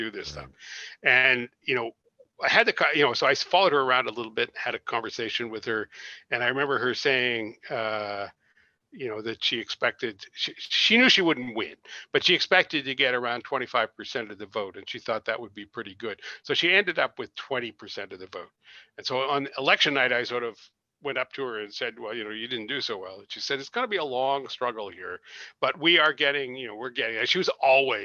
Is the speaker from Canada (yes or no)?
yes; Nova Scotia, Canada; I grew up in Nova Scotia